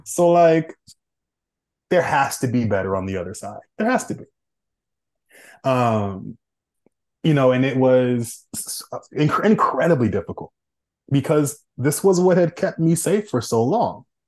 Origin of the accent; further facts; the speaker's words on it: Oakland, California, United States; moved away; I'm born and raised in Oakland, California